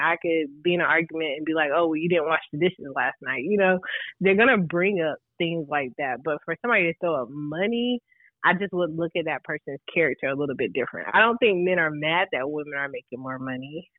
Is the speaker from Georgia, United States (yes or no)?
no; Raleigh, North Carolina, United States; I'm from Raleigh, North Carolina